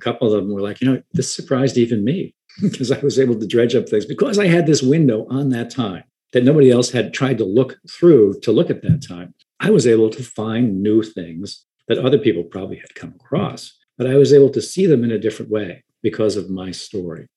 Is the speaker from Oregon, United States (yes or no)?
no; Long Island, New York, United States; I grew up on Long Island